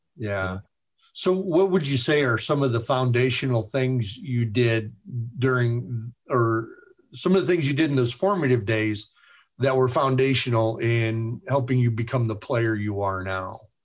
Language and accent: English; Chicago, Illinois, United States; I'm from Chicago